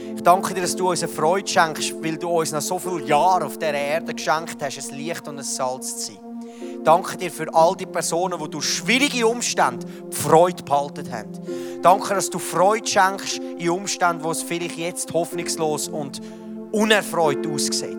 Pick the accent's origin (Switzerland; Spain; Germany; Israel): Switzerland; wir als Schweizer